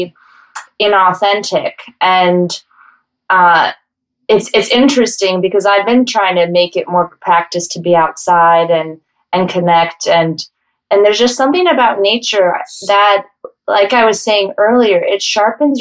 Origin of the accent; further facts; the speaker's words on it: Denver, Colorado, United States; now in New York, United States; I grew up in Denver, Colorado